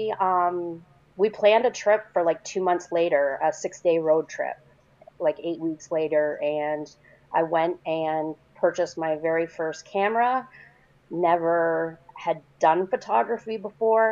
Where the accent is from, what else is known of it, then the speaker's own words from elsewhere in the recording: Canada; I'm Canadian